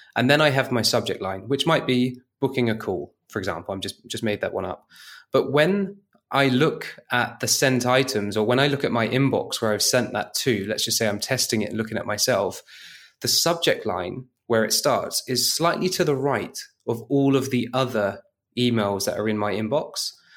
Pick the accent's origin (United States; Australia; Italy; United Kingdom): United Kingdom; moved away; as a Brit abroad